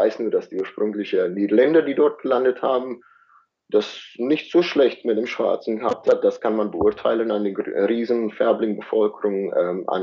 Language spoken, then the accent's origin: German; South Africa; Die Inder, die sind auch ähm, in, gerade in der Region, wo ich herkomme, die größte, zweitgrößte Bevölkerungsgruppe außerhalb Indien.